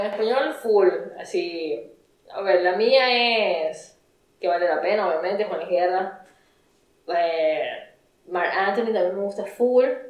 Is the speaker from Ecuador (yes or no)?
yes; Ecuador; somos obviamente ecuatorianas